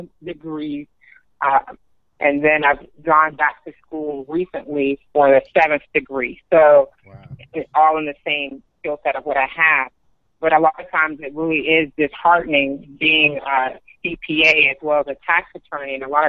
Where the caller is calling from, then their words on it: Atlanta, Georgia, United States; I'm calling from Atlanta.